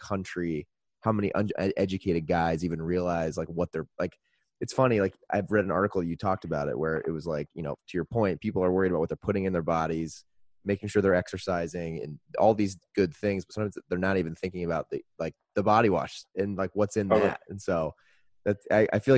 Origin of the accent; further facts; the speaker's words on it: Indiana, United States; moved away as an adult; now in Chicago, United States; I grew up in Indiana